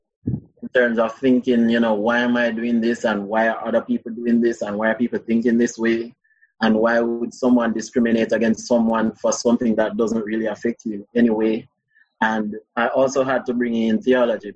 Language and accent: English; Spanish Town, Saint Catherine, Jamaica; I'm from Spanish Town. I went to San Diego High School.